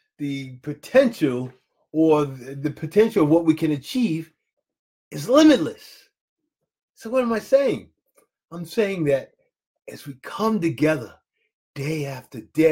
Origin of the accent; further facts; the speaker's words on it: Jacksonville, Florida, United States; I'm from Jacksonville, Florida.